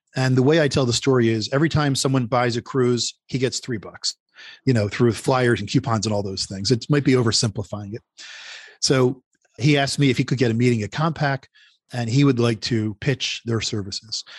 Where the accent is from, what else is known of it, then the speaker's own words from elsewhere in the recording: Philadelphia, Pennsylvania, United States; now in Northern Virginia, United States; I'm from Philadelphia originally.